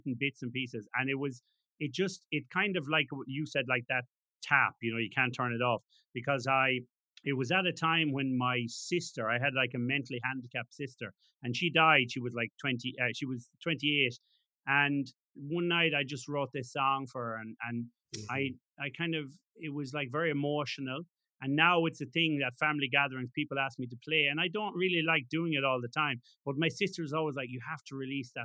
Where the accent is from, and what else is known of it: Ireland